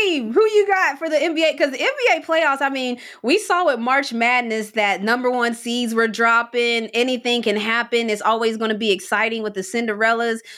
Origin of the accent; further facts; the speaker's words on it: West Virginia, United States; I'm from West Virginia